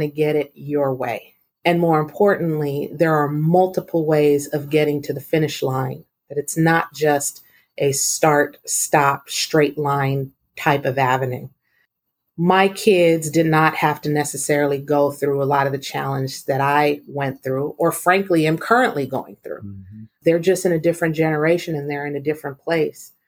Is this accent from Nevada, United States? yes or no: no; San Diego, California, United States; I grew up in San Diego in a single parent household